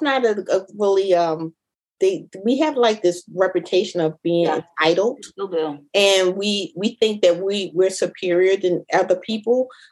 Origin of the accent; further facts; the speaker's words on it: Philadelphia, Pennsylvania, United States; I'm born and raised in North Philly, 13th Street.